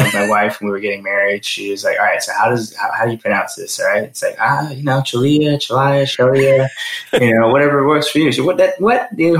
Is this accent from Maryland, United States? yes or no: yes; Maryland, United States; also born or lived in New Zealand; family is Sri Lankan, but I was actually born in New Zealand. I then moved to the States when I was 12. I grew up in Maryland.